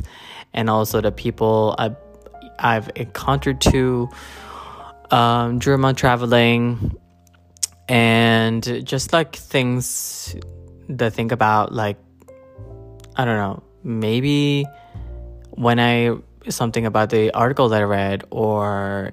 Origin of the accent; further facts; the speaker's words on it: Japan; moved away as an adult; also born or lived in Philippines; now in New York, United States; I was born in Philippines, grew up in Japan. I moved there when I was 9. Lived there for 17 years, and then I've been living in New York since 2014.